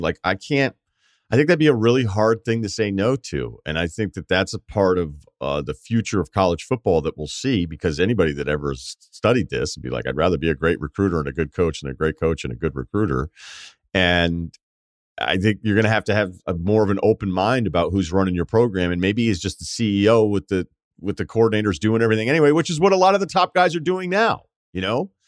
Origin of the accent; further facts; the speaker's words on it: New England, United States; growing up in New England